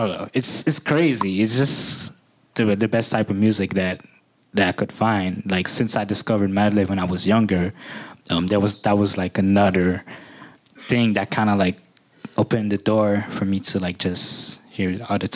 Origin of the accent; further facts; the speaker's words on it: Haiti; I come from Haiti where, you know, very Caribbean influences